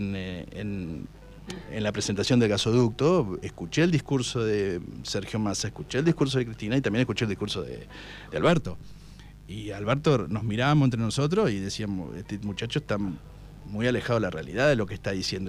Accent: Darregueira, Buenos Aires Province, Argentina; la gente de mi pueblo, a la gente de Regueira

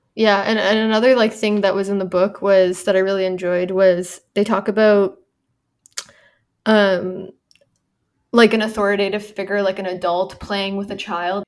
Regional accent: Canada; moved away; I'm Canadian

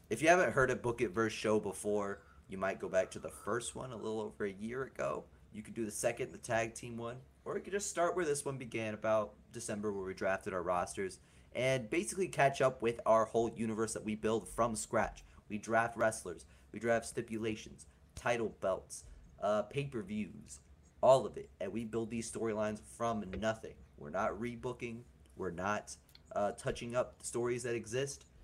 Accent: the South, United States; I am from the South.

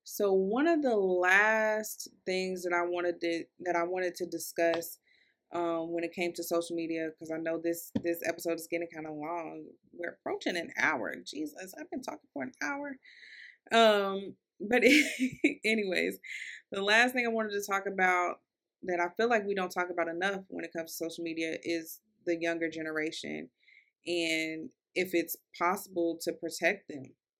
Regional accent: Louisville, Kentucky, United States; I'm from Louisville, Kentucky. Um, so, I kinda got an accent, and I feel like my accent is getting worse the older I get

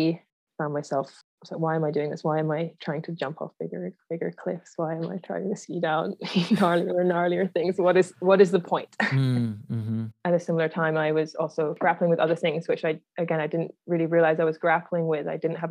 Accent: Yorkshire and the Humber, United Kingdom; also born or lived in Aberdeen, Scotland; now in Canada; I was born in Aberdeen in Scotland and then moved down to Yorkshire in Northern England when I was 7 years old. But then my dad still lived in Scotland. So I really did kind of grow up moving between the two places

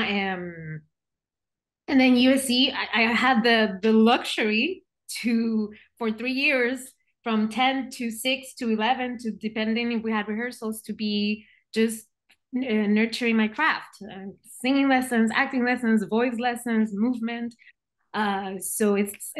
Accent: Puerto Rico; moved away as an adult; now in California, United States; I was born and raised in Puerto Rico

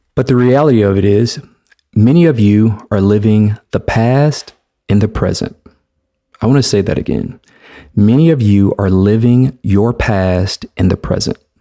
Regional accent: Mobile, Alabama, United States; I am a black man who was born and raised in the South, Mobile, Alabama, to be exact

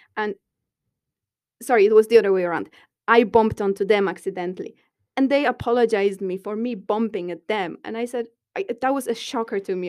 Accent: Poland; moved away as an adult; now in Dublin, Ireland; I come from Poland

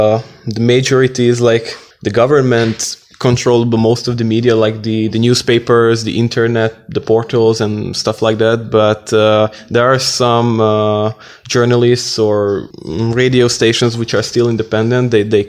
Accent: Nyíregyháza, Szabolcs-Szatmár-Bereg, Hungary; I'm from Nyíregyháza, so I'm a local person. I'm 21 years old and I am also a university student beside my work.

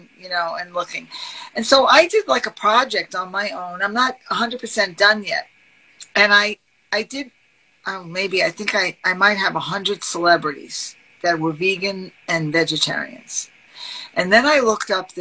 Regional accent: New York City, New York, United States; I'm from Brooklyn.

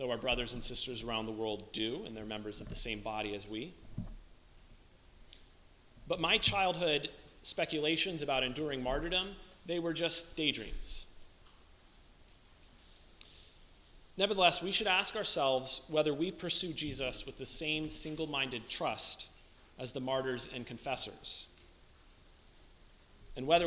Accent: United States; As American Christians

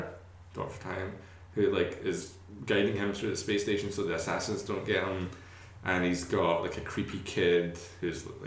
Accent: Scotland, United Kingdom; being Scottish

